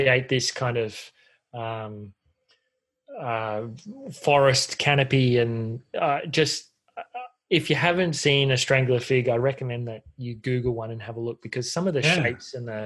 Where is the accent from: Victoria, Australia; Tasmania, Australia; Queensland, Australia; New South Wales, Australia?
Queensland, Australia; North; I grew up in North Queensland